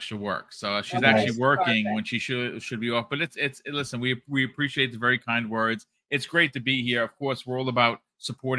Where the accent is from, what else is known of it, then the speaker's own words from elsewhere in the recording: New York, United States; also born or lived in Bronx, New York; we're from New York.